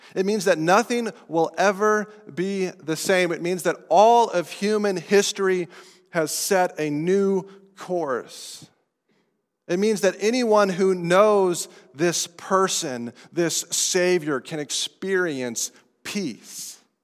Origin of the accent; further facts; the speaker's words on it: Estes Park, Colorado, United States; accent: non-New Englander; now in New England, United States; I'm from Colorado. from the mountains of Colorado, a little town called Estes Park